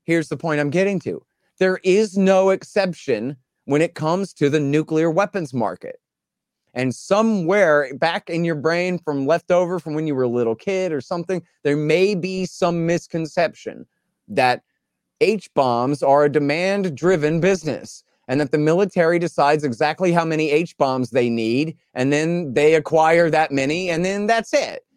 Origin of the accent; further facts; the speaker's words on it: Texas, United States; I'm a Texan. I'm an American